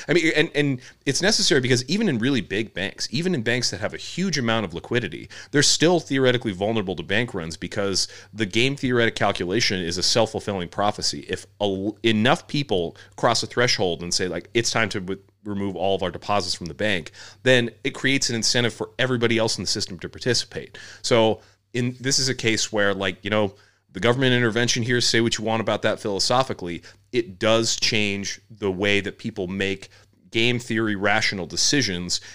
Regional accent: United States; as an American

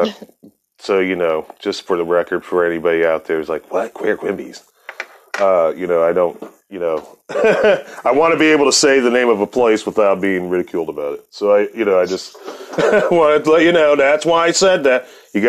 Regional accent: Akron, Ohio, United States; moved away; the Northeast corner near Akron where I'm from

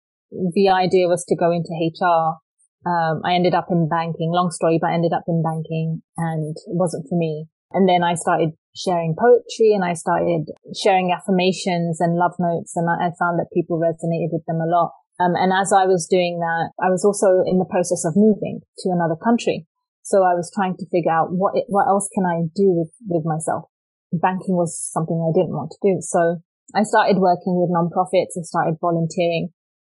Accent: England, United Kingdom; moved away; growing up in England and growing up in a conservative Sikh family and being a brown girl, what that experience has been like. And then, of course, moving to another country.

